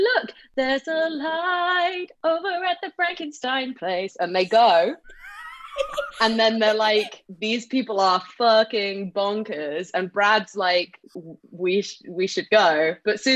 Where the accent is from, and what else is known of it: England, United Kingdom